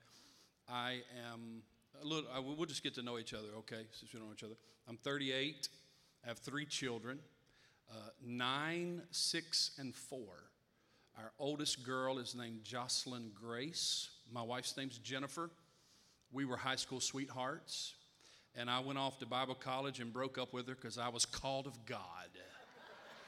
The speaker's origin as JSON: {"language": "English", "region": "North Carolina", "country": "United States", "tie": "born or raised there", "moved": "yes", "said": "About 9 years ago, I moved back to my hometown there in North Carolina and took over the church I grew up in as a boy"}